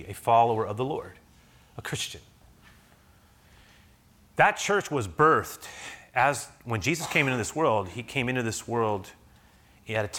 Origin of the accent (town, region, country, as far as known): United States